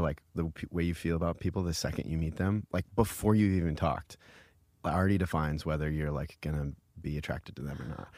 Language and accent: English; Iowa, United States; now in New York, United States; I come from Iowa